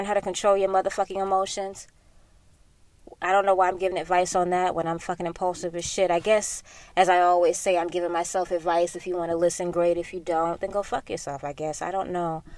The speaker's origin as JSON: {"language": "English", "town": "Sarasota", "region": "Florida", "country": "United States", "tie": "born or raised there", "said": "growing up in the South, growing up in Sarasota, a very conservative area"}